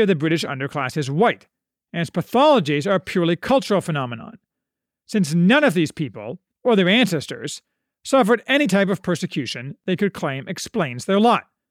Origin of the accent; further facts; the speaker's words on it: United States; as an American